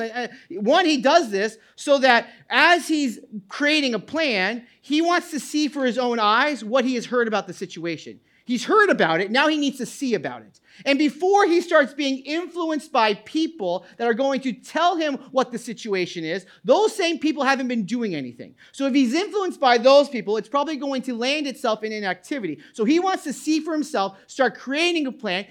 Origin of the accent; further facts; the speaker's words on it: New England, United States; now in New Jersey, United States; I grew up in New England